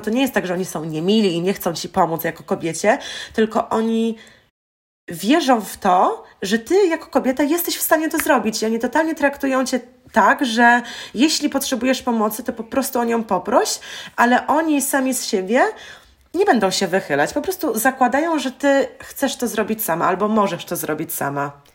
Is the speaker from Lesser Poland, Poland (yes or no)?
no; Wrocław, Lower Silesian Voivodeship, Poland; moved away as an adult; also born or lived in Denmark / Aalborg, Denmark; Ja akurat jestem z Wrocławia